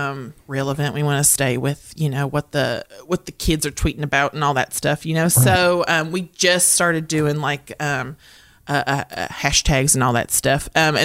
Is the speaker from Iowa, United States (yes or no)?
no; Morehead, Kentucky, United States; I am from Moorhead, Kentucky.